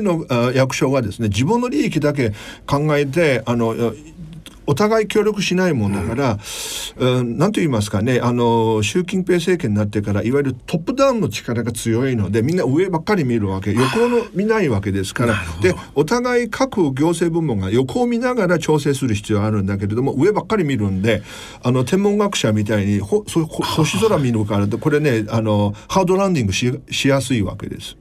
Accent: Nanjing, Jiangsu, China; Japanese is a second language; now in Japan; 江蘇省私南京の出身だから

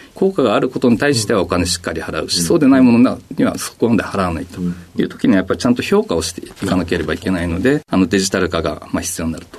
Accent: Sakura, Chiba, Japan; also born or lived in Matsumoto, Nagano; 出身はあの、千葉県の佐倉市になりますね。

